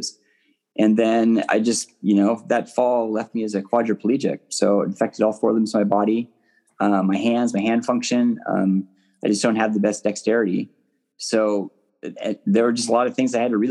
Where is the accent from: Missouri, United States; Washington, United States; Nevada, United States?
Washington, United States; Seattle; born and raised in Seattle, Washington, still living here and working here